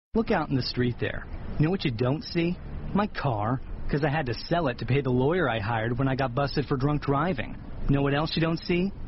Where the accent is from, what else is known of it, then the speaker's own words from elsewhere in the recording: Kingston, Jamaica; moved away as an adult; also born or lived in Mandeville, Jamaica / Washington D.C., United States; I was born in Kingston and spent uh, most of my youth there. I went to KC for three years. Then we moved to Mandeville, and I went to Manchester High School